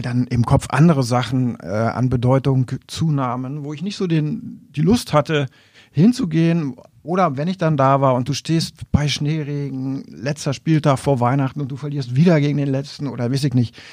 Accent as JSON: {"language": "German", "town": "Wolfenbüttel", "region": "Lower Saxony", "country": "Germany", "tie": "born or raised there", "also_born_or_lived": "East Frisia", "said": "ich bin dann eben auch vor Wolfenbüttel aufgewachsen"}